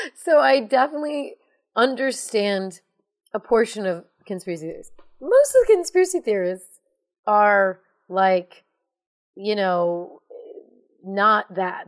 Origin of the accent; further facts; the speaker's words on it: United States; I'm American